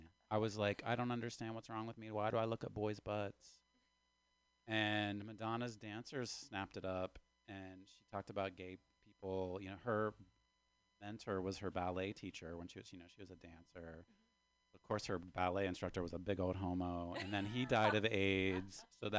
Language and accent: English; West Virginia, United States; born or raised there; accent: Southern drawl